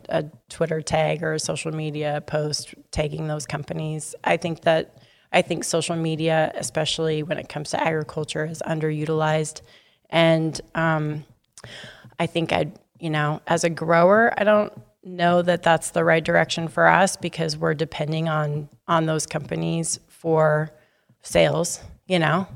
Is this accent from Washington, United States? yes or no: yes; Sumner, Washington, United States; we're both from Sumner.